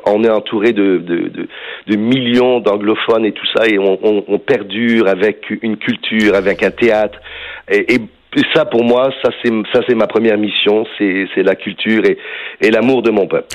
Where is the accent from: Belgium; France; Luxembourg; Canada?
Canada; Villemar, Quebec; je suis un gars de Villemar, mais malgré mon accent